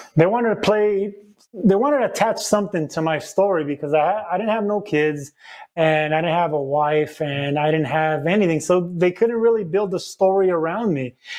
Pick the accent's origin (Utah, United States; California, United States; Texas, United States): California, United States; Los Angeles; I'm from East